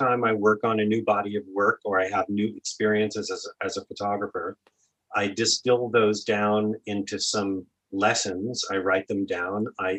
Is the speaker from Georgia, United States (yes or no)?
no; Oregon, United States; So I went to my home state school, which was University of Oregon